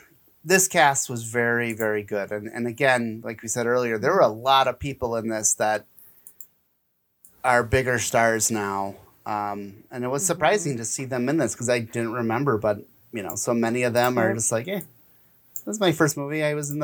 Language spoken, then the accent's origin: English; Kansas, United States; I'm from Kansas. I can do that.